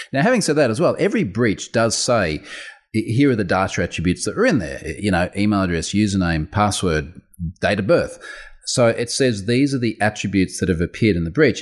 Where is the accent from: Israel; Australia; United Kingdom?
Australia; accent: Australian; I'm Australian.